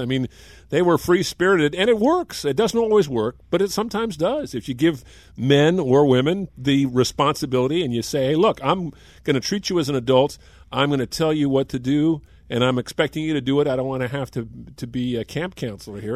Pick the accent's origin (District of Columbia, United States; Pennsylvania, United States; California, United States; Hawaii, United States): California, United States; Marin; we grew up here in Marin, both of us